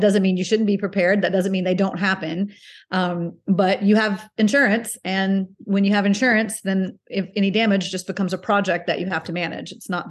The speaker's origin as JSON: {"language": "English", "town": "Panama City", "region": "Florida", "country": "United States", "moved": "yes", "said": "I've been living back in Florida. I'm from Panama City and I've been living back here for 7 years"}